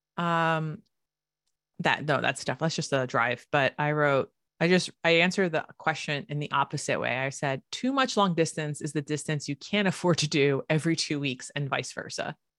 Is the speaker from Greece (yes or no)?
yes; Alonissos, Thessaly, Greece; which is the island that I'm from